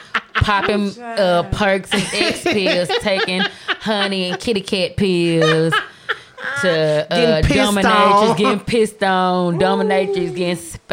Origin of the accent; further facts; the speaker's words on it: Chicago, Illinois, United States; I'm from the Shy.